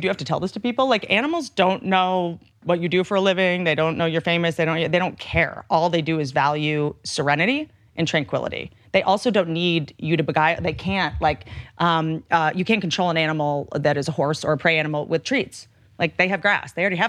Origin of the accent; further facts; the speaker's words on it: Appalachia, United States; I come from Appalachia.